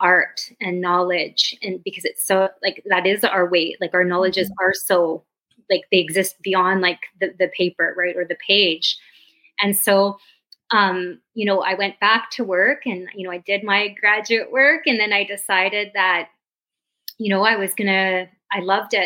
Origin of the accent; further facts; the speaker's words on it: Northwestern Ontario, Canada; I'm from Northwestern Ontario, born and raised